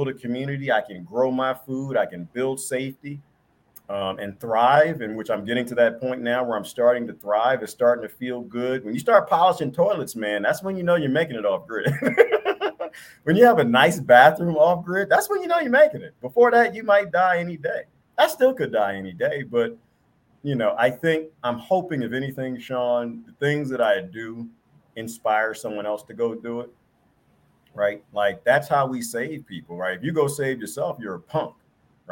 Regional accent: Washington, District of Columbia, United States; moved away; also born or lived in Belize; I grew up in the Washington, D.C. area

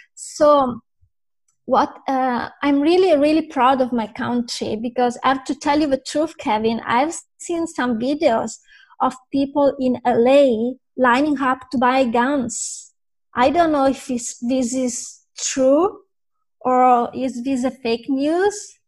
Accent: Italy; I'm from Italy

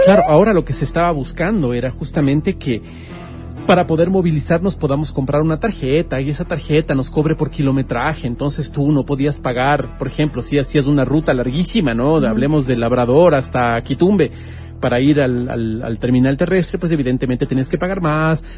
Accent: Quito, Pichincha, Ecuador; como quiteños

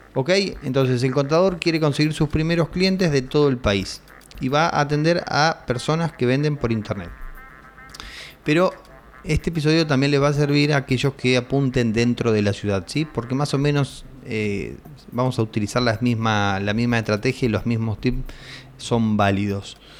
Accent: Argentina; acá en mi país, en Argentina

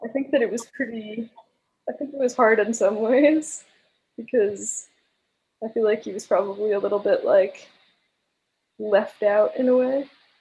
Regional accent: Long Island, New York, United States; I grew up on Long Island with like 8 siblings, and I was homeschooled

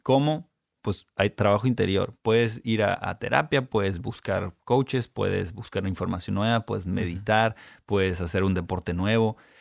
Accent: Ensenada, Baja California, Mexico; also born or lived in United States / South America; now in Tijuana, Mexico; Yo nací aquí en Tijuana, me crié en Ensenada hasta los 17 años

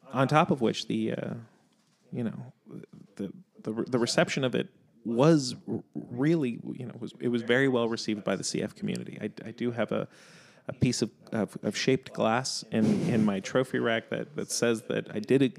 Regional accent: New York City, New York, United States; I grew up in New York. You don't really have a car, so listening to the radio isn't something that really happens.

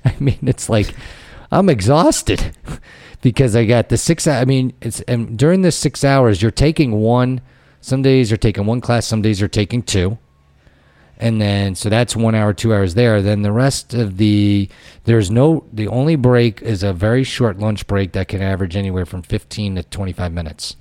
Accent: Connecticut, United States; moved away as an adult; also born or lived in Ohio; I was from Connecticut. I went out to Ohio

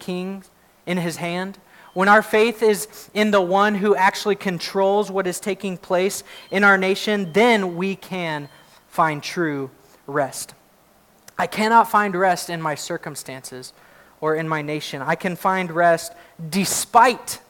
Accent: United States; I'm glad to be an American. I really am. I love that I get to live in this country

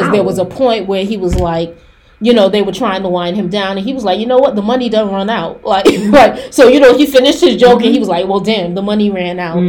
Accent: Mount Vernon, New York, United States; I'm from Mount Vernon.

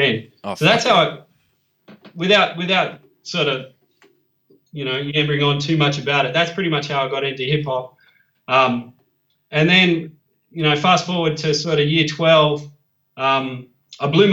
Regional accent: Parkes, New South Wales, Australia; now in Sydney, Australia; I grew up in Parkes in the central west of New South Wales, so it's a small country town

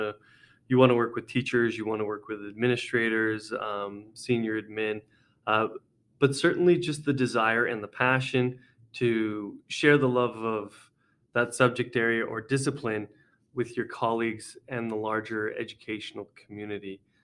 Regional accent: Edmonton, Alberta, Canada; I came back to uh, Edmonton Catholic. I grew up in Edmonton Catholic

